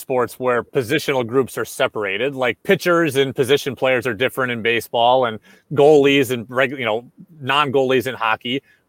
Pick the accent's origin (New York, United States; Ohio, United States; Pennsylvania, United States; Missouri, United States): New York, United States; I grew up in New York